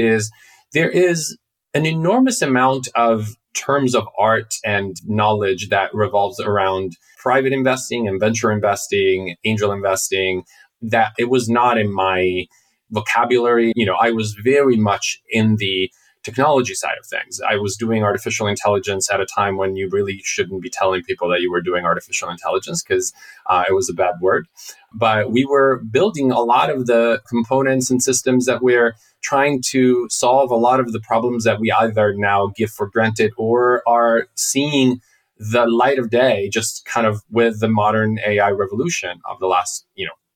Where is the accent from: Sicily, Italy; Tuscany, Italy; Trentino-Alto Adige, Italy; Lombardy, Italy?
Lombardy, Italy; Milan; moved away as an adult; now in United States; I grew up in Milan